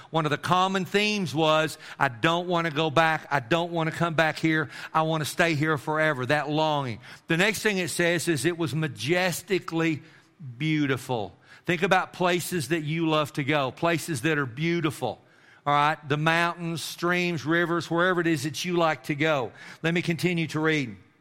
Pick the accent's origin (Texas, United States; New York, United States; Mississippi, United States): Texas, United States; Amarillo; I grew up in Amarillo